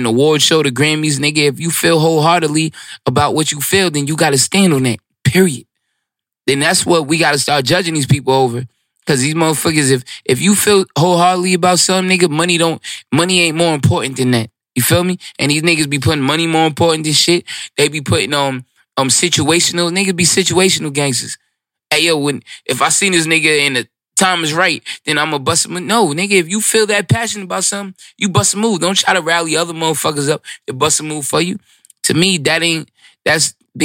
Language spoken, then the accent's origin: English; New York City, New York, United States; I'm from Brooklyn. Like, I'm really of this